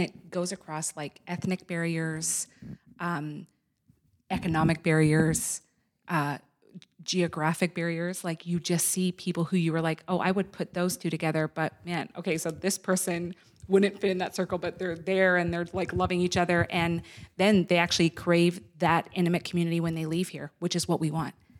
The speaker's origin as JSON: {"language": "English", "region": "Nova Scotia", "country": "Canada", "tie": "born or raised there", "moved": "yes", "lives_now": "United States", "said": "I was born in Nova Scotia."}